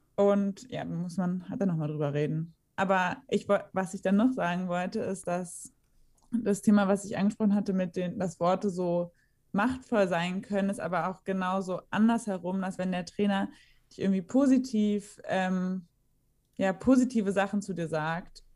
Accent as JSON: {"language": "German", "region": "Berlin", "country": "Germany", "tie": "born or raised there", "said": "ich bin ja auch in Berlin geboren, meine Eltern hatten ja auch eine Wohnung in Berlin und ich bin dann einfach immer zur Schule gefahren"}